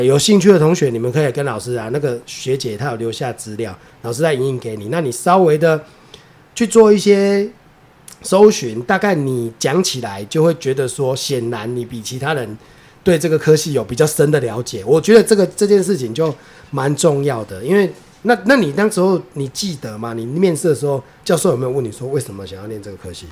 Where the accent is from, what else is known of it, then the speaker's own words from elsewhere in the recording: Taiwan; 我是台湾人